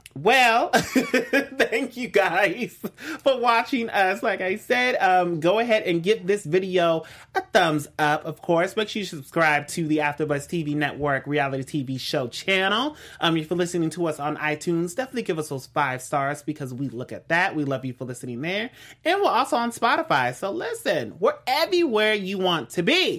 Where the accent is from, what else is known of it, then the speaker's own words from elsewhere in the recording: West Coast, United States; I'm from the West